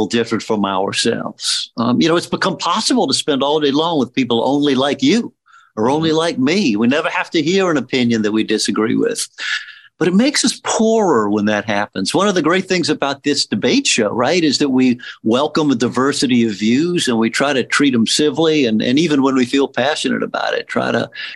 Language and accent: English; Louisiana, United States; my growing up in Louisiana.